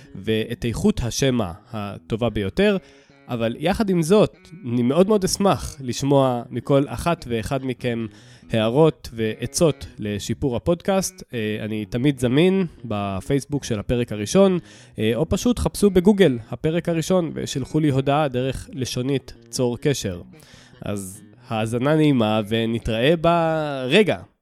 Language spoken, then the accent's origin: Hebrew; Southern District, Israel; moved away as an adult; also born or lived in Jerusalem; now in Ramat Gan, Israel; גדלתי בדרום החם והצהוב